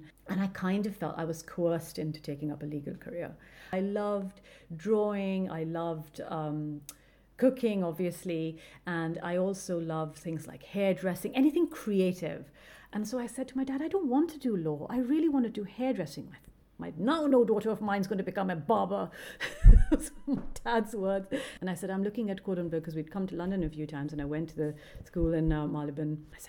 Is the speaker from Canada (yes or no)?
no; Karachi, Sindh, Pakistan; Like where I grew up, Karachi, and that whole Sindh is very desert.